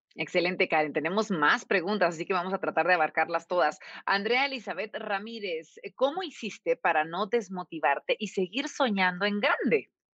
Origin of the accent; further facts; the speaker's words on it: Guatemala; los guatemaltecos